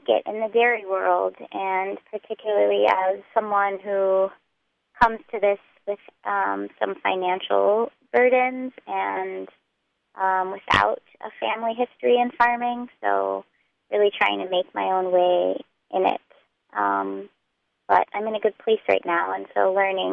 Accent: Texas, United States; moved away as an adult; now in Hudson Valley, United States; I grew up in Texas

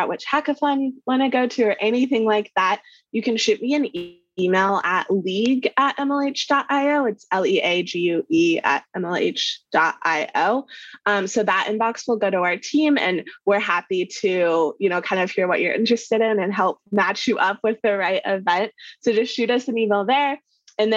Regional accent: Kansas, United States; I grew up in Kansas, right in the middle of the US.

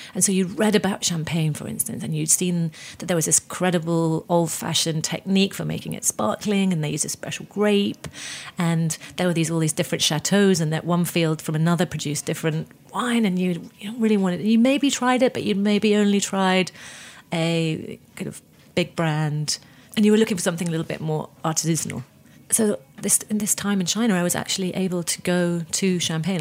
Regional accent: United Kingdom; I'm British.

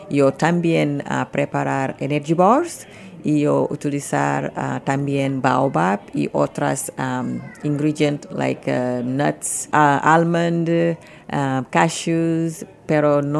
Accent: Senegal; Spanish is a second language; moved away; Eh, yo soy de Senegal

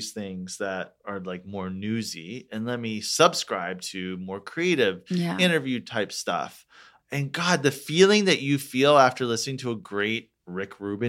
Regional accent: Orlando, Florida, United States; moved away as an adult; also born or lived in Detroit, Michigan / Atlanta, Georgia; now in Los Angeles, United States; It's called Orlando, Florida. I was born in Detroit, grew up, like did middle school, high school in Orlando.

